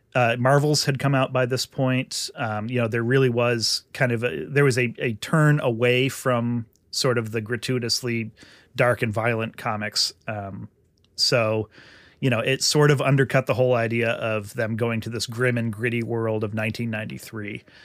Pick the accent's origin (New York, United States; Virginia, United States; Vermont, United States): Vermont, United States; since I grew up in Vermont